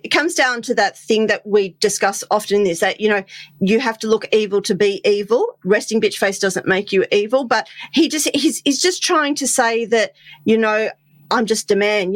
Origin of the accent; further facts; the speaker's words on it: Australia; I'm an Aussie